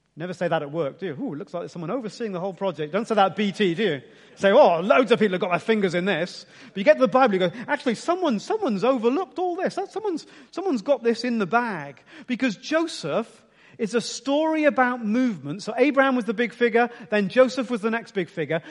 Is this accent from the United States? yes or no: no; Ipswich, East of England, United Kingdom; I was born in Ipswich, gonna live in Ipswich, gonna live a bit longer in Ipswich